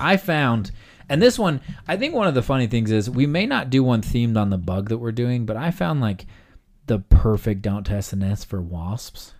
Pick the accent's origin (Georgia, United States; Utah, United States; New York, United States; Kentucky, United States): Utah, United States; I am from Utah